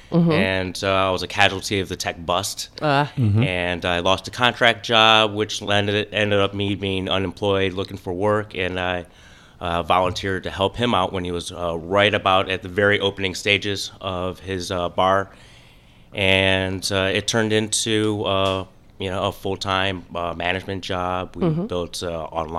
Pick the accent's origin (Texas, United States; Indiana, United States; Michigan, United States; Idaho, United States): Michigan, United States; Detroit; also born or lived in South Florida; now in Florida, United States; I'm originally from Detroit